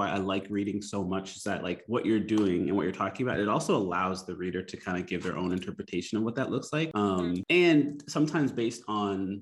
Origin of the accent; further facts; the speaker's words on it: Canada; moved away as an adult; now in Philippines; both me and my wife like, and we're from Canada